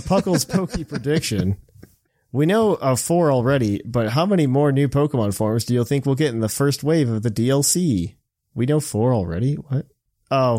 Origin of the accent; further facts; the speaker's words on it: Indiana, United States; now in Dayton, Ohio, United States; I'm originally from Indiana